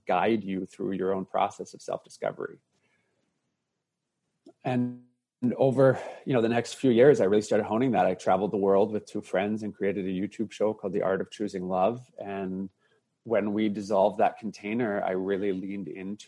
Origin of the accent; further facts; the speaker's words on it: Canada; Growing up in Canada, being bullied and teased as a young boy